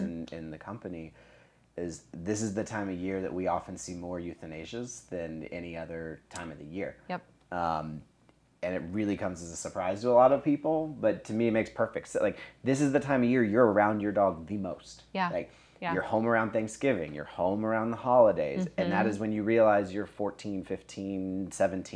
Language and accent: English; Charleston, South Carolina, United States; moved away as an adult; also born or lived in Georgia / Colorado; now in Tennessee, United States; I grew up in Charleston, South Carolina.